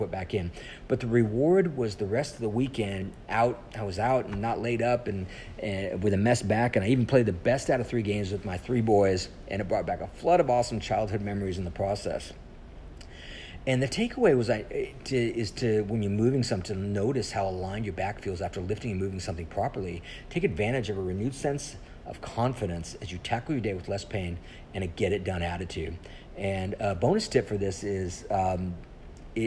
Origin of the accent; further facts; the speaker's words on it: Colorado, United States; now in Texas, United States; I grew up in Colorado